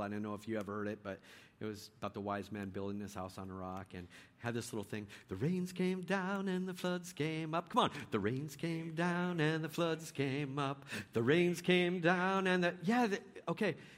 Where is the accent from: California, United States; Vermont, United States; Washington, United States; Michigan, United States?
California, United States; Bay Area; moved away; also born or lived in Richmond, California; I was born in the Bay Area, so every time I get down to the Bay, I like to go by old houses